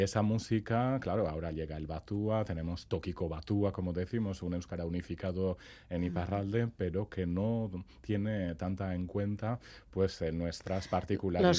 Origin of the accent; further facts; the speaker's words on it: Saint-Pée-sur-Nivelle, Nouvelle-Aquitaine, France; yo soy de Sempere